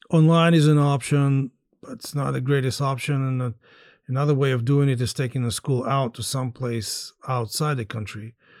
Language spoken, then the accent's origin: English; Skadovsk, Kherson Oblast, Ukraine; moved away; I really thought that I would probably spend my final years here as well in Skadovsk and the south of Kherson on the Black Sea coast